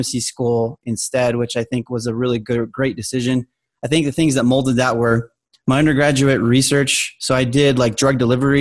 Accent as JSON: {"language": "English", "town": "Albuquerque", "region": "New Mexico", "country": "United States", "also_born_or_lived": "Colorado", "moved": "as an adult", "said": "I'm originally from Albuquerque, New Mexico"}